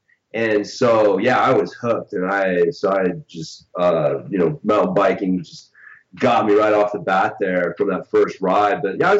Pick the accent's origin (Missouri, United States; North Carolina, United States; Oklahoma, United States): Oklahoma, United States; born there; No, I was originally from, I was born in Oklahoma, which is probably a place that a lot of, international people are like, where?